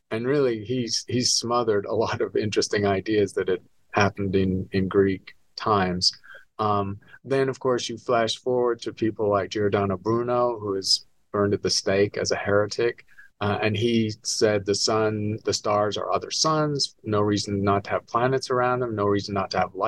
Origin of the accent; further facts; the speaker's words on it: England, United Kingdom; moved away as an adult; also born or lived in Edinburgh / London / New York; now in Arizona, United States; I'm a Scot. I was born in Edinburgh, raised in England and London and New York, and eventually moved to the States because there are not many stars visible in Britain.